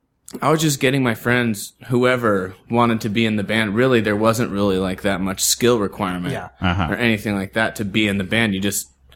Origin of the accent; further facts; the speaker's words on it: Bellevue, Washington, United States; Because like a lot of the when I grew up in the East Side, Bellevue, Washington. We're close to Issaquah.